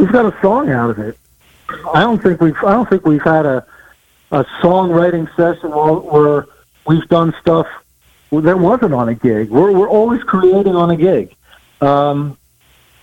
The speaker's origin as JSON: {"language": "English", "town": "Trenton", "region": "New Jersey", "country": "United States", "said": "I'm originally from the Trenton, New Jersey area"}